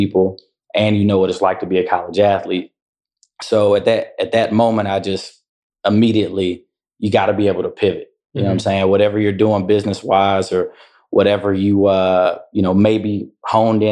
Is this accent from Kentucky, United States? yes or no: no; Durham, North Carolina, United States; was born and raised in Durham